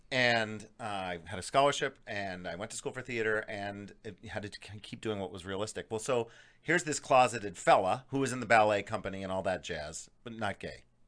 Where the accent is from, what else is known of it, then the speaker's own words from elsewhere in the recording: Scranton, Pennsylvania, United States; moved away; I grew up in Scranton, Pennsylvania